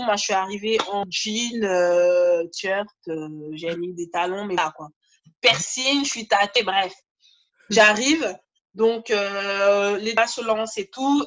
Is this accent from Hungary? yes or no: no; Guadeloupe; je suis Guadeloupéenne